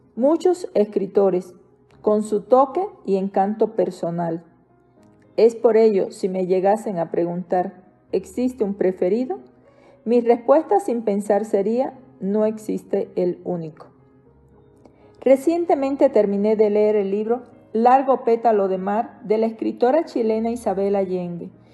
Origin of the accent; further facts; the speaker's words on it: Cuba; moved away as an adult; now in Mexico; Mi país natal, Cuba. Viviendo en México ya 18 años